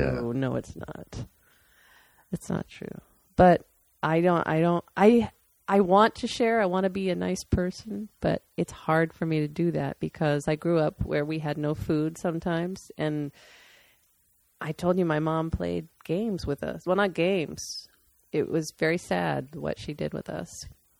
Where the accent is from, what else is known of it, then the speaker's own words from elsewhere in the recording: Ohio, United States; also born or lived in Aurora, Colorado; So my mom and dad, we moved to Colorado three times from Ohio because my dad was in construction and there were a lot of construction jobs back in the 70s and 80s in Colorado. And I lived in Aurora each time, which was a suburb of Denver.